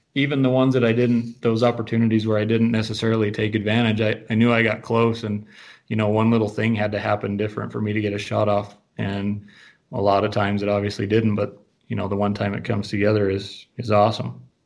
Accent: Green River, Wyoming, United States; I'm born and raised in Green River. I've lived here all my life

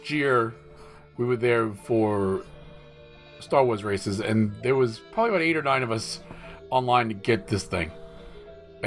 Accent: New York, United States; moved away; also born or lived in Poconos, Pennsylvania; I grew up in New York

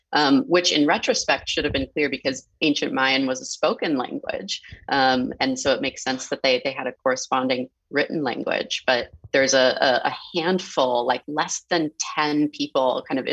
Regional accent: San Francisco, California, United States; I grew up in San Francisco

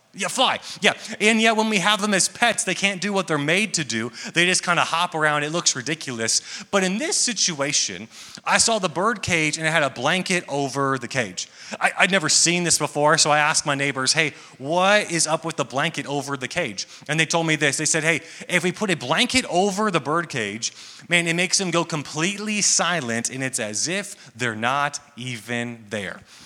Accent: Atlanta, Georgia, United States; I am from Atlanta, Georgia

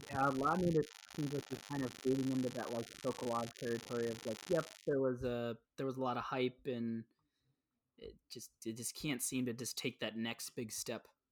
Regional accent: United States; we're from the United States

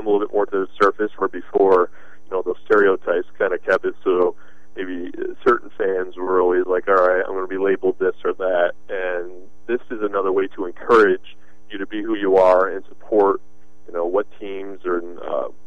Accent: United States; I'm an American

